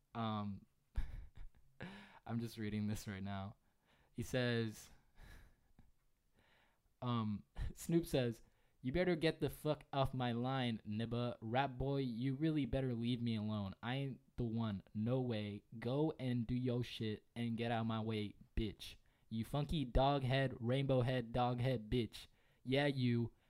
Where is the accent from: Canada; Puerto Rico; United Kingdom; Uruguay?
Puerto Rico; moved away; I remember being in Puerto Rico. I'm a Puerto Rican